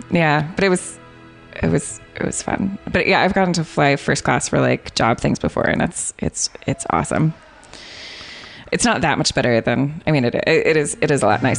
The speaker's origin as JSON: {"language": "English", "country": "United States", "moved": "yes", "lives_now": "Dublin, Ireland", "said": "I'm American, like coming to Ireland"}